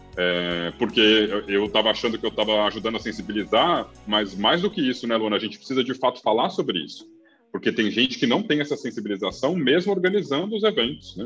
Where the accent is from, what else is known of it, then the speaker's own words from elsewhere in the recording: Brasília, Federal District, Brazil; moved away; also born or lived in Rio de Janeiro / Florianópolis / Amazon / Northeast Brazil; eu sou nascido e criado em Brasília